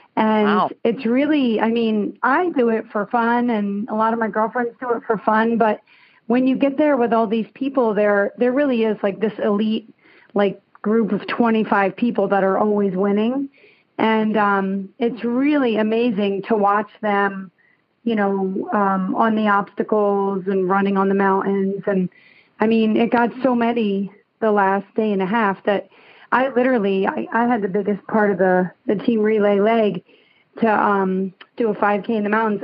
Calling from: Summit, New Jersey, United States; also born or lived in California; I am calling from Summit, New Jersey

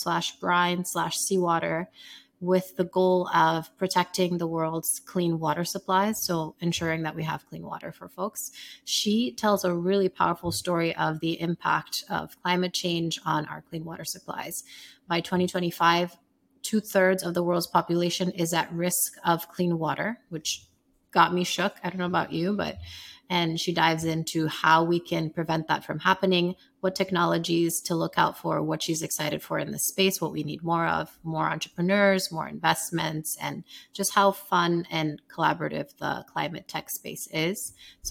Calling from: Austin, Texas, United States; We're in Austin, Texas. You should let us know if you're ever in town.

